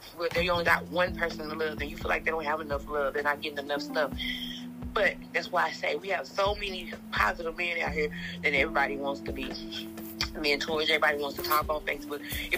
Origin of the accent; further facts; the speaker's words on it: Fort Worth, Texas, United States; I'm 35 from Fort Worth